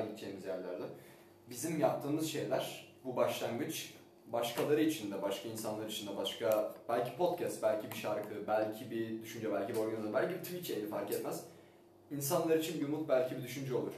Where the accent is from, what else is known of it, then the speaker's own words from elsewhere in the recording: Istanbul, Turkey; Ben doğma büyüme İstanbul'da büyüsem